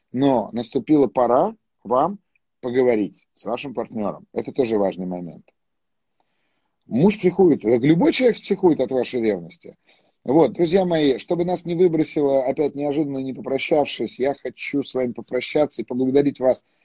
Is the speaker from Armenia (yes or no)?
yes; Armenia; Ну, естественно, я армянин, куда же мне деваться?